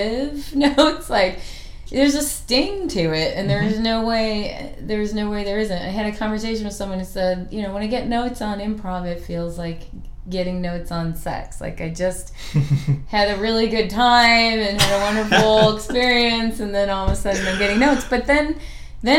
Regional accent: East Coast, United States; also born or lived in Chicago, Illinois; now in Portland, United States; I'm from the East Coast and from Chicago

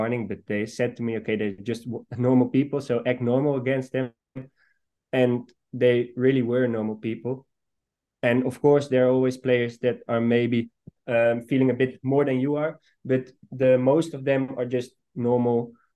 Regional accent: Almere, Flevoland, Netherlands; I was born in Almere, so I've seen the club grow when I was, for example, 12 or 13. Every Friday night, me and some friends of me were going to the stadium

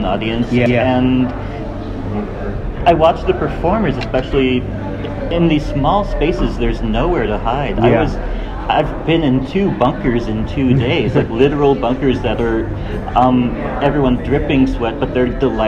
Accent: Boston, Massachusetts, United States; I'm from Boston. I'm a writer and actor there.

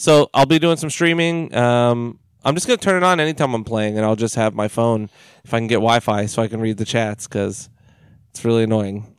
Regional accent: United States; we're American

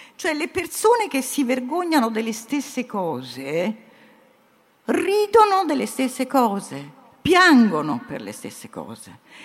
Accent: Italy; also born or lived in United States

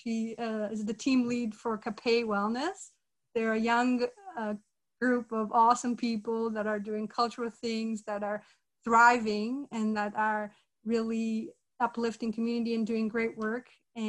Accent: Brazil; now in Canada; I'm originally from Brazil. My background is Italian, Portuguese, Brazilian Indigenous, and Lebanese. And I've been in Canada almost 20 years.

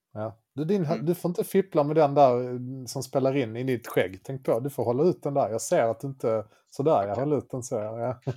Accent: Löddeköpinge, Skåne, Sweden; jag kommer från eh, Löddeköpinge

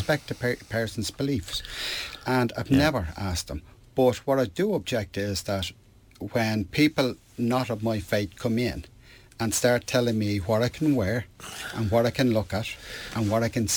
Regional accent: Ireland; I'm Irish. I'm Irish first, European second.

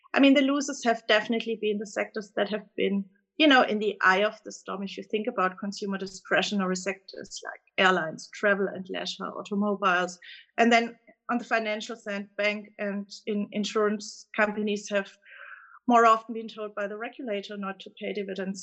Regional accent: Germany; accent: German; English is a second language; you can clearly tell from my accent that I'm coming from Germany

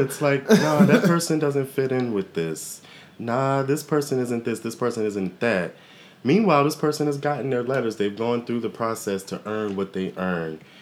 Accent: Waldorf, Maryland, United States; I'm actually born and raised in Waldorf

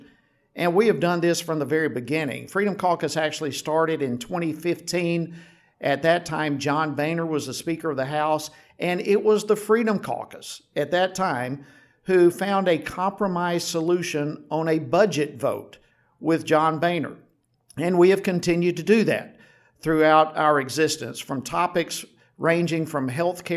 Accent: Georgia, United States; I was born and raised in Georgia

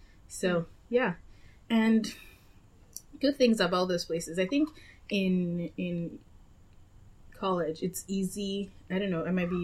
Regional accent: Lagos, Nigeria; moved away as an adult; also born or lived in Massachusetts / Philadelphia / New York / Australia; now in London, United Kingdom; I was born in Lagos, then I went to boarding school, which is kind of away from home, although not technically, you know, away from the country

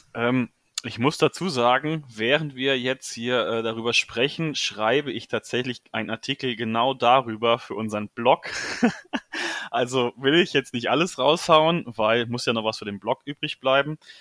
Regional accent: near Marburg, Hesse, Germany; Komme aus der Nähe Marburg

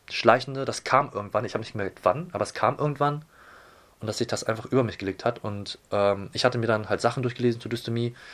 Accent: Hamburg, Germany; Ich bin äh, Asiate, meine Eltern kommen aus Taiwan, bin aber geborener und gebürtiger Hamburger. Das heißt, bin schön in Hamburg äh, in unserer vielfältigen Stadt

